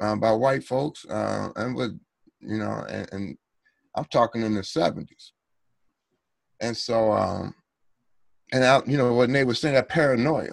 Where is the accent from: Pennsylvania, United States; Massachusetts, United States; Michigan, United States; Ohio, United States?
Ohio, United States; Cincinnati; I grew up in Cincinnati, Ohio